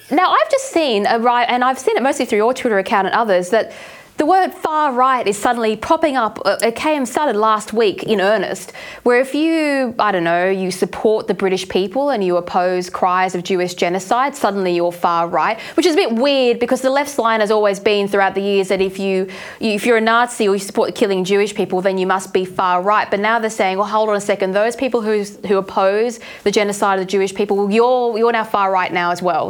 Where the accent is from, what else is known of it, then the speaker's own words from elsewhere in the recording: Australia; we come from Australia